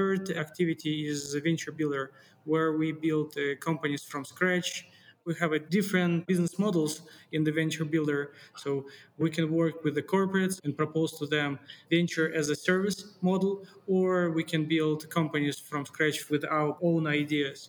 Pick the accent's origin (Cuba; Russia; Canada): Russia; also born or lived in Siberia; I was born and bred in Russia. I was born in Siberia, then grew in Russia